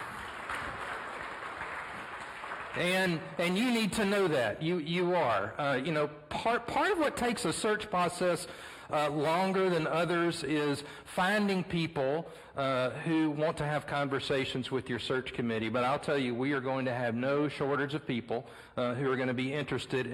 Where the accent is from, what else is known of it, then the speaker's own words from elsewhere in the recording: Beaumont, Texas, United States; my hometown in Beaumont, Texas